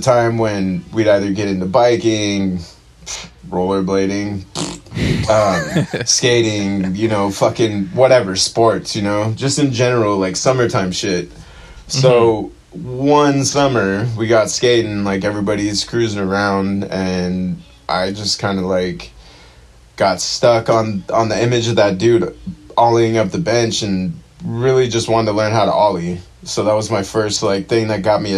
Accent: Chula Vista, California, United States; I grew up in Chula Vista, born and raised, been... kind of moving around SD, just pretty much stayed in San Diego my whole life

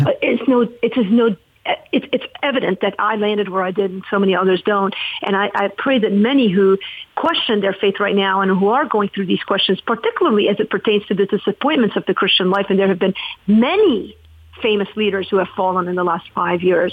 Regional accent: Lebanon; now in United States; I'm from Lebanon

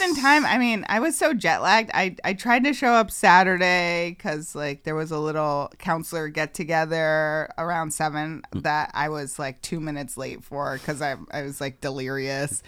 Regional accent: Northampton, Massachusetts, United States; now in Holyoke, United States; I grew up in Northampton

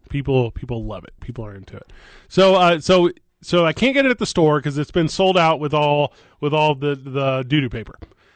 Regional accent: Midwest, United States; moved away; I grew up in the Midwest.

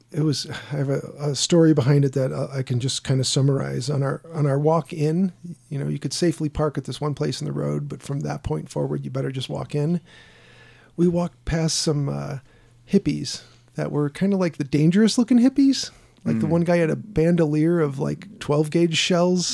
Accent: Sandpoint, Idaho, United States; also born or lived in Chicago, Illinois; When I was young and we moved from Chicago to Sandpoint, Idaho

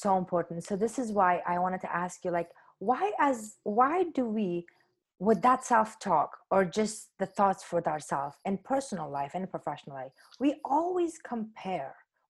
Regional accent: Afghanistan; moved away as an adult; So when I came from Afghanistan to India, and I was in Bombay for about 3 months

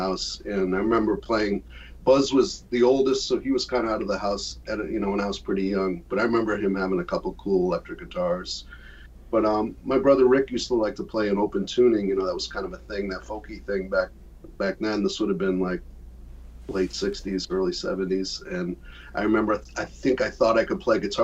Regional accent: Worcester, Massachusetts, United States; I was studying with a great teacher in my hometown of Worcester

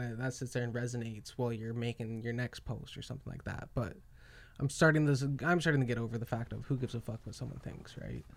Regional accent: Calgary, Alberta, Canada; I'm from Canada

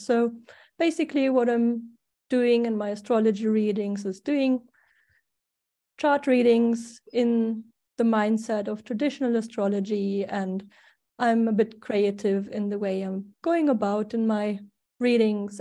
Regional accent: Germany; accent: German; English is a second language; also born or lived in Sweden; now in Spain; I was born in Germany, so that's the funny accent I cannot get rid

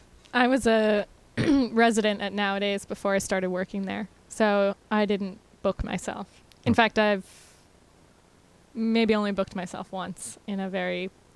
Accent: West Palm Beach, Florida, United States; moved away; I'm from West Palm Beach, Florida.

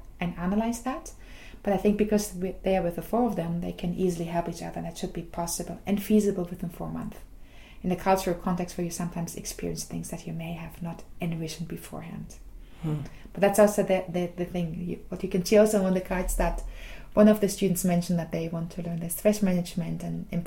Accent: Germany; moved away as an adult; now in Groningen, Netherlands; I'm originally from Germany.

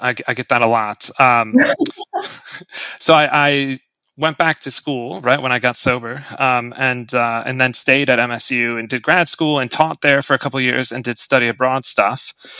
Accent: Lansing, Michigan, United States; moved away as an adult; also born or lived in Hong Kong; now in Shanghai, China; growing up in the Midwest

